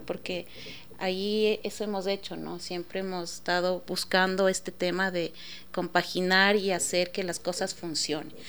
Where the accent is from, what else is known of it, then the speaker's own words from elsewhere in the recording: Ecuador; nosotros como ecuatorianos